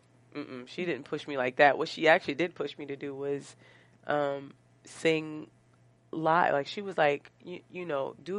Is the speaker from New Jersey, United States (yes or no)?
yes; East Orange, New Jersey, United States; I'm from East Orange.